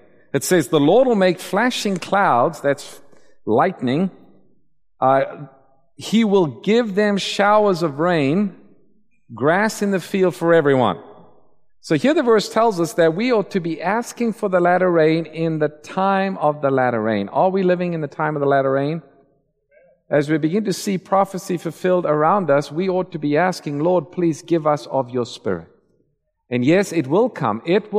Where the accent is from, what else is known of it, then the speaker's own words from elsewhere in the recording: Eswatini; I spent some time in the mission field growing up in Swaziland